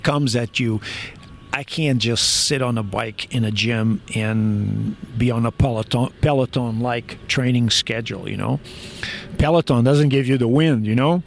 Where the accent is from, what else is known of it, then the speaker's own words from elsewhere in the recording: France; moved away as an adult; also born or lived in Portugal / Albuquerque, New Mexico; now in Morgantown, United States; My father moved. My family moved to France. So my family was one of those immigrants that went to France